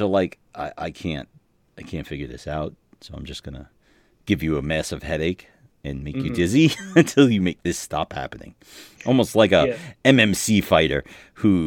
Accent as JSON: {"language": "English", "town": "New York City", "region": "New York", "country": "United States", "tie": "born or raised there", "moved": "yes", "said": "I'm from New York"}